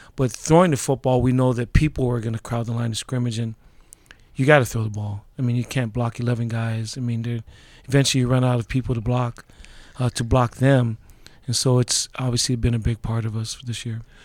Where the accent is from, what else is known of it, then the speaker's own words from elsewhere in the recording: Laie, Hawaii, United States; moved away; also born or lived in Honolulu, Hawaii; I grew up in Hawaii. It was the last place that my dad was stationed at.